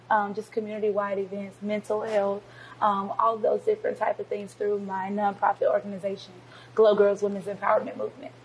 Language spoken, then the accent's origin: English; Covington, Georgia, United States; I'm born and raised in Covington, Georgia